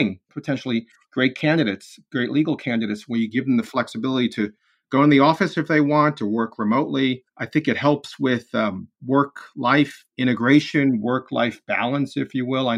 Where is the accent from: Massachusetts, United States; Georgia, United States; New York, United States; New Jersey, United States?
New York, United States; Bronx; born there; I was born in the New York area, born in the Bronx, and it's been tough the last few weeks.